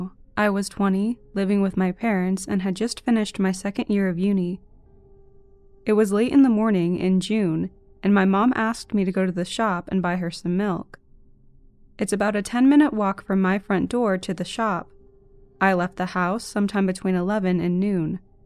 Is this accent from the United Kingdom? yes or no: no; India; At this point, I would like to clarify, I'm from India, and back then I still hadn't traveled to Europe